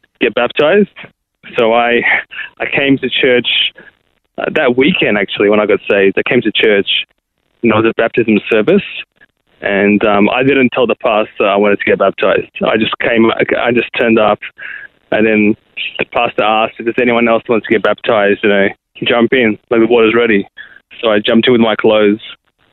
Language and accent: English; Sydney, New South Wales, Australia; moved away as an adult; now in Adelaide, Australia; I was born in Sydney and raised in Sydney